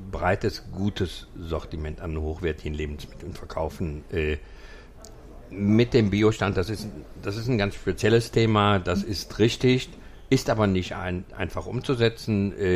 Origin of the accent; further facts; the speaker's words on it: Düsseldorf, North Rhine-Westphalia, Germany; born there; wir sind beide äh, geborene Düsseldorfer und äh, in gewisser Weise auch Lokalpatrioten.